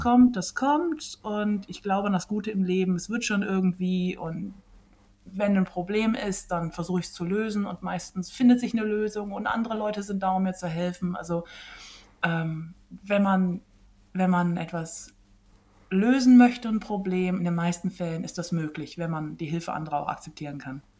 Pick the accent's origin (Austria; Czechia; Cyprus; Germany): Germany; West Germany; moved away; also born or lived in Iceland; Heimat ist auch dort, wo ich aufgewachsen bin und das ist ähm, in Westdeutschland